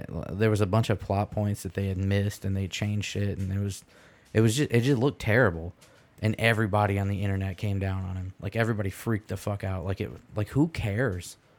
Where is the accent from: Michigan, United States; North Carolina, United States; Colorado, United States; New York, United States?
Michigan, United States; I'm from Michigan